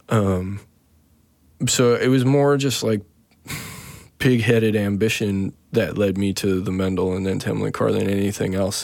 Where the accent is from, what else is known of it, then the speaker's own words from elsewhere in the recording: Saskatoon, Saskatchewan, Canada; moved away; also born or lived in Vancouver / Regina / Toronto / Montreal; I was born in Saskatoon, Saskatchewan